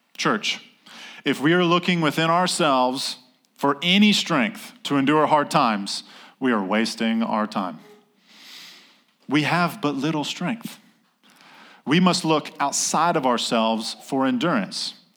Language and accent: English; North Carolina, United States; I'm from North Carolina